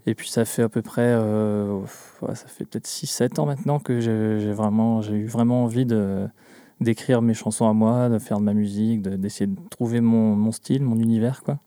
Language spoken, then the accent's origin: French; Glomel, Brittany, France; je viens du, du centre Bretagne, un petit village qui s'appelle Glomel